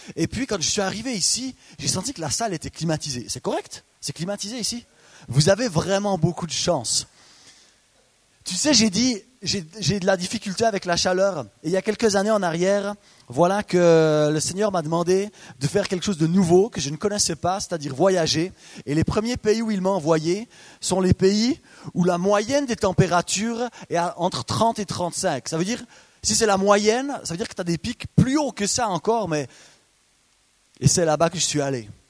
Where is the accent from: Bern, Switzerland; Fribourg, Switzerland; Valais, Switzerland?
Bern, Switzerland; Biel/Bienne region, Bernese Jura, Switzerland; Je viens de la région de Bienne, du Jura bernois